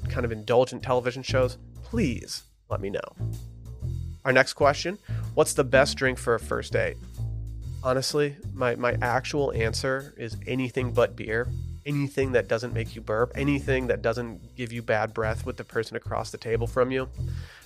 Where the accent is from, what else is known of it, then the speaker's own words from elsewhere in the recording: Harbor Springs, Michigan, United States; moved away as an adult; now in Texas, United States; my hometown of Harbor Springs